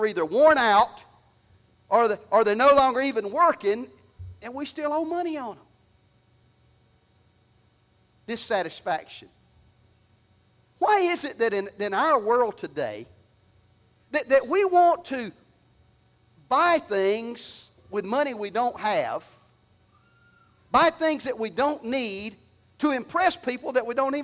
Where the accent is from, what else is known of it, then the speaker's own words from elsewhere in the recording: Alabama, United States; I'm from Alabama